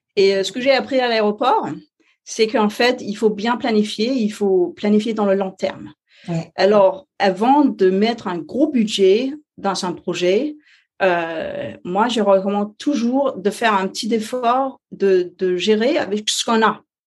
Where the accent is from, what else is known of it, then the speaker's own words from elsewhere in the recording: Denmark; French is a second language; je suis danoise, alors euh, français c'est pas ma première langue